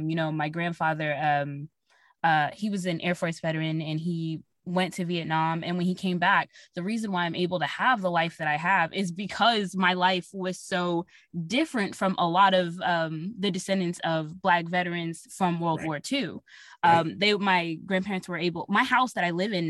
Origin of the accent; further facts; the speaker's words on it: Texas, United States; we're actually from Texas